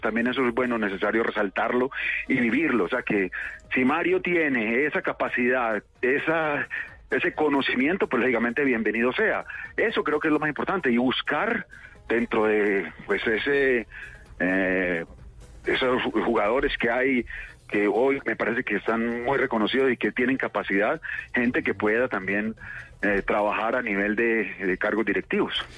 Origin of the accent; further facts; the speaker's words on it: Medellín, Antioquia, Colombia; en mi tierra, Medellín.